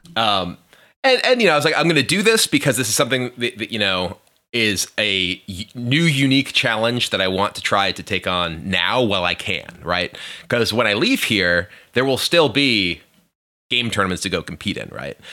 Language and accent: English; Hampstead, New Hampshire, United States; I grew up in a small town called Hampstead, New Hampshire.